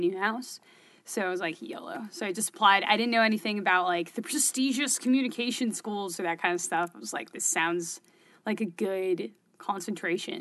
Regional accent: Berkeley, California, United States; accent: Californian; moved away as an adult; now in Syracuse, United States; I'm from the Bay Area in California. I'm born in Berkeley

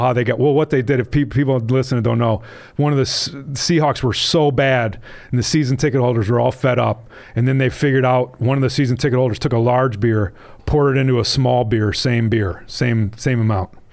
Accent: Wisconsin, United States; my own state's

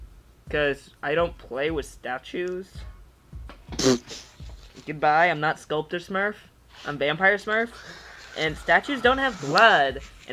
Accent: Florida, United States

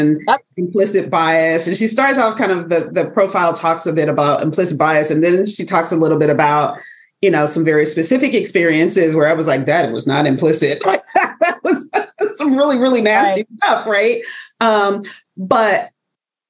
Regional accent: United States; accent: African-American Vernacular English; first language African-American Vernacular English; I'm going to use AAVE, African-American Vernacular English, for folks that don't know that acronym, because that is my first language

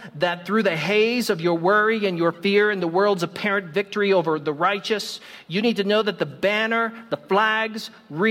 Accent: United States; I'm American

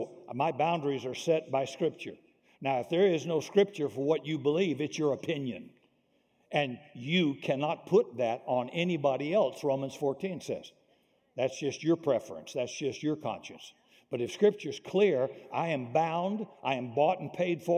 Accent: Deep South, United States; I grew up in the Deep South

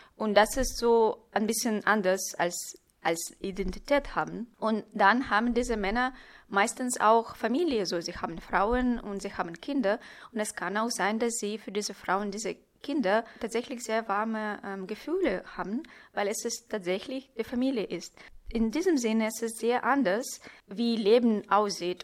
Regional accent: Chelyabinsk, Chelyabinsk Oblast, Russia; German is a second language; moved away as an adult; now in Berlin, Germany; ich wurde in Chelyabinsk geboren, es ist im Ural

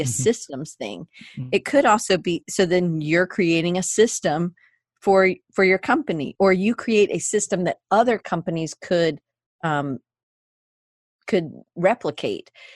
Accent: Atlanta, Georgia, United States; moved away as an adult; also born or lived in Auburn, Alabama / Denver, Colorado; I grew up in the South, so uh, in Atlanta, Georgia

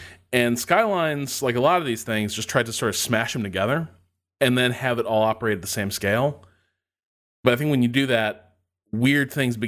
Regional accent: Indiana, United States; I grew up in Northwest Indiana, so I grew up sort of surrounded by steel mills, and those are big.

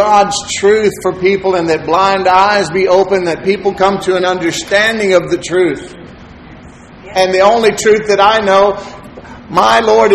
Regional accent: Texas City, Texas, United States; I grew up in Texas City.

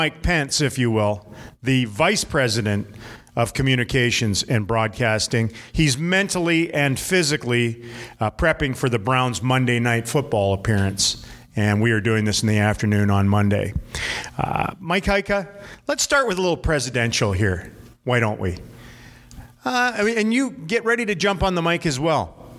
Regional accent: Canada; now in United States; I'm Canadian for a few more months.

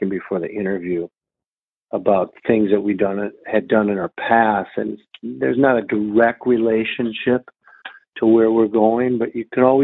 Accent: Minneapolis, Minnesota, United States; I'm from Minneapolis, Minnesota

